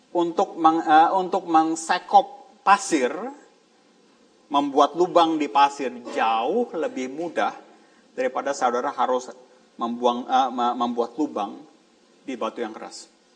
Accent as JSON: {"language": "Indonesian", "region": "Jakarta", "country": "Indonesia", "moved": "yes", "said": "saya dari Jakarta"}